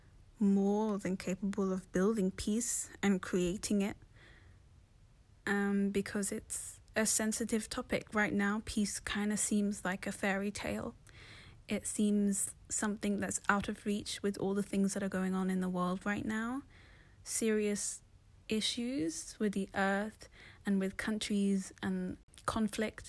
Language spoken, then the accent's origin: English; London, United Kingdom; I was born in London, but my parents are from Somalia, so I'm Somali.